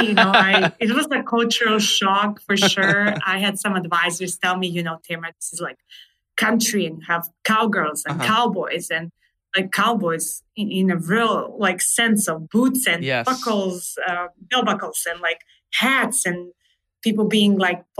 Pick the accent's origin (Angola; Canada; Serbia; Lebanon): Serbia; English is a second language; moved away as an adult; also born or lived in Wyoming, United States; now in United States; So I was born and raised in Serbia.